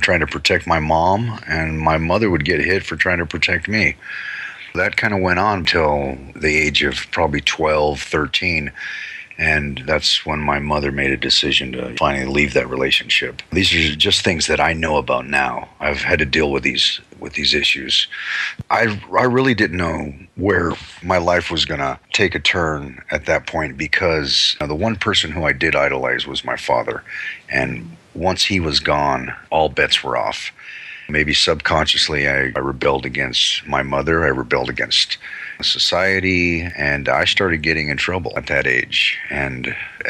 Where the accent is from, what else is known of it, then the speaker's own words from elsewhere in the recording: Long Beach, California, United States; also born or lived in Hailey, Idaho / New York; I grew up in Long Beach primarily.